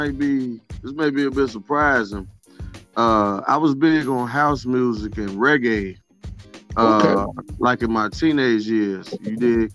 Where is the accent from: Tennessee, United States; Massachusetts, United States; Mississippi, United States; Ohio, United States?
Mississippi, United States; Grenada; born or raised there; also born or lived in Grand Rapids, Michigan / Chicago, Illinois